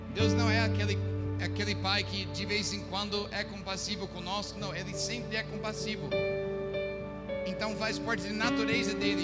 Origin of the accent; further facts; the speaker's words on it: United States; Portuguese is a second language; moved away as an adult; now in Recife, Brazil; eu fiz na minha terra dos Estados Unidos